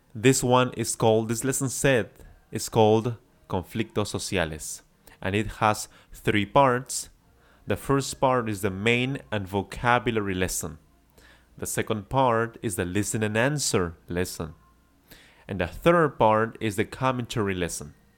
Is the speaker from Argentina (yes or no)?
no; Peru; yo soy de Perú